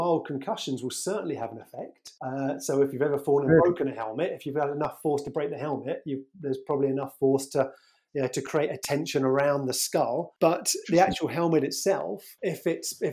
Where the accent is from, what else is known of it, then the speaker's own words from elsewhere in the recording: Surrey, South East England, United Kingdom; also born or lived in Birmingham / Edinburgh; I grew up in Surrey